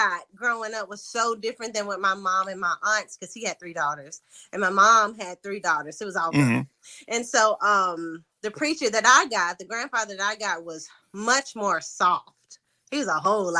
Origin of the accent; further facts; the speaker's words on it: Lexington, Tennessee, United States; moved away as an adult; now in Memphis, United States; I am from Lexington, Tennessee, small town country girl. I currently live in Memphis, Tennessee